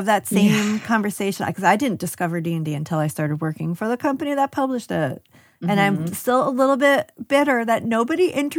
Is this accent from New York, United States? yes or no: yes; upstate New York, United States; Oh, I'm upstate New York.